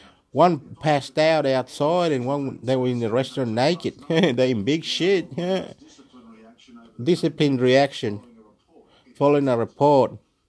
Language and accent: English; New South Wales, Australia; I'm from Australia. I'm from the Illawarra as well.